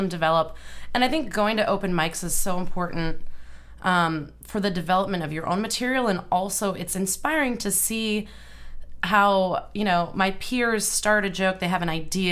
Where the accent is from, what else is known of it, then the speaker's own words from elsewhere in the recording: Boston, Massachusetts, United States; now in Brooklyn, United States; I'm from the Boston area